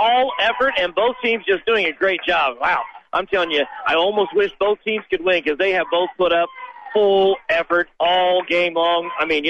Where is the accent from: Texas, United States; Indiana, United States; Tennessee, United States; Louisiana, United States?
Indiana, United States; Rushville; born or raised there